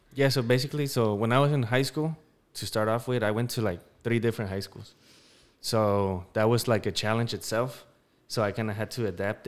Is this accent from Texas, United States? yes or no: no; Denver, Colorado, United States; I'm from Denver, Colorado.